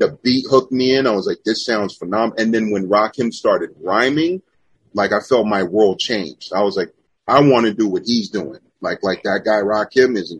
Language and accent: English; Los Angeles, California, United States; growing up. It was just like, LA.